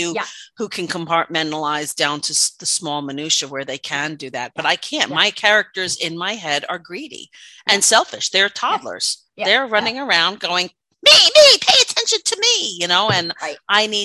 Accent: New York, United States; accent: New York; my New York accent

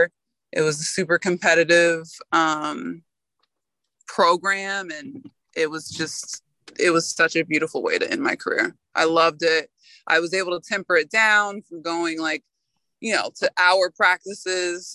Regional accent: Florida, United States; moved away as an adult; also born or lived in New York; I'm from Florida. I went to New York. I had never lived away from home

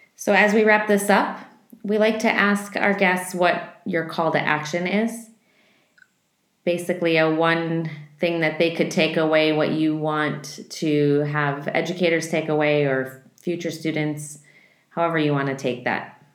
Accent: Midwest, United States; I grew up in the Midwest

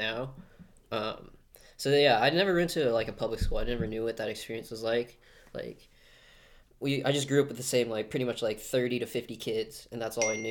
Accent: Glendale, Arizona, United States; early life, I grew up here in Glendale

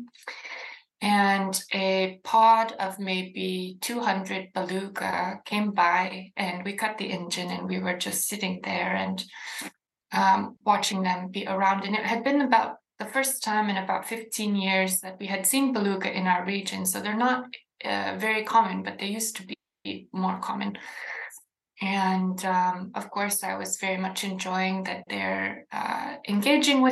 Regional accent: Inupiat community in the Arctic, Alaska, United States; I was raised in this context with this great appreciation for how hard you have to work for your food

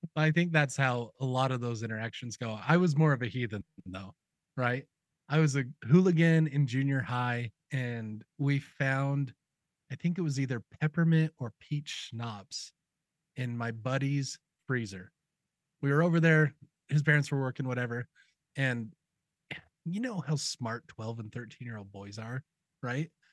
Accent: Utah, United States; I grew up in Utah, and both my mom and my dad graduated with musical degrees.

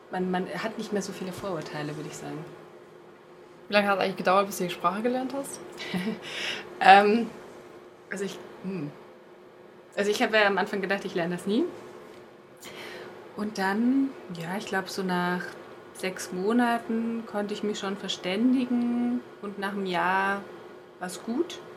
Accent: Germany; accent: German; wenn ich äh, Spanisch spreche, merke ich wieder so meinen deutschen Akzent

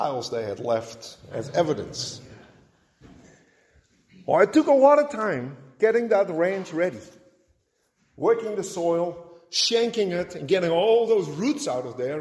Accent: Netherlands; moved away; growing up in Holland

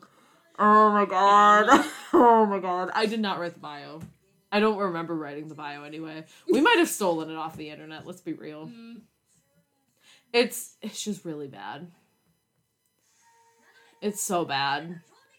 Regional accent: Pennsylvania, United States; we're from Pennsylvania

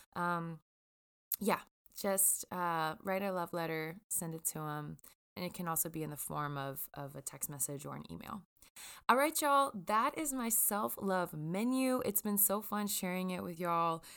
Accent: Jackson, Mississippi, United States; I grew up in Jackson, Mississippi

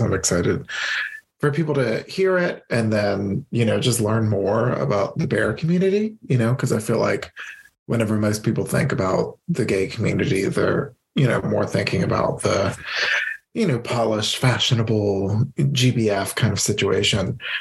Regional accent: Louisiana, United States; also born or lived in Iowa; I'm a Louisiana boy

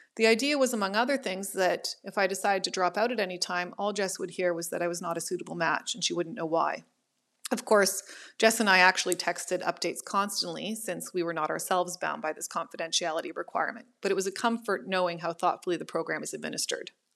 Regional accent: Ottawa, Ontario, Canada; moved away as an adult; now in Toronto, Canada; I was born and raised in Ottawa, but I now live in Toronto

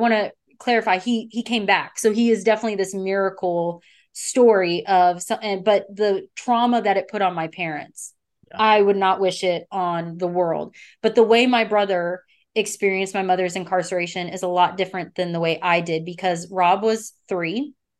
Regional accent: the South, United States; because I'm from the South.

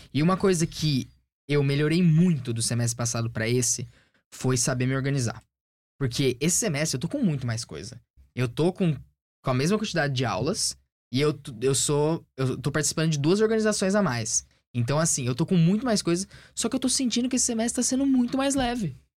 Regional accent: Brazil; moved away as an adult; now in United States; quando eu saí do Brasil lá em agosto do ano passado

